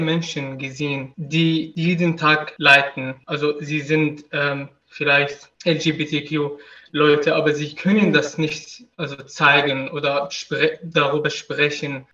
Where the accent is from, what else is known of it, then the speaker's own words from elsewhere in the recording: Syria; now in Germany; ich komme aus Syrien